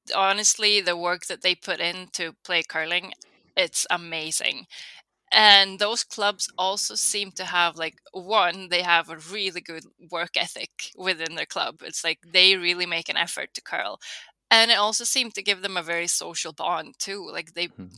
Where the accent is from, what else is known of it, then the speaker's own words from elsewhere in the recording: Karlstad, Värmland, Sweden; So I'm from Karlstad, um, which is sort of right in between Stockholm and Oslo